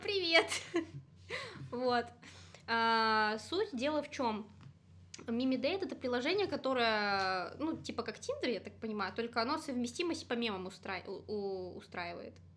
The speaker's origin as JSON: {"language": "Russian", "region": "Gomel Region", "country": "Belarus"}